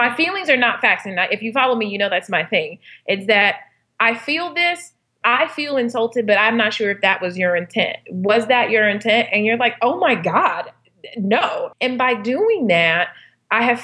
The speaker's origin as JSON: {"language": "English", "town": "Inglewood", "region": "California", "country": "United States", "tie": "born or raised there", "said": "I was born and raised in Inglewood, California, not the sexiest part of town"}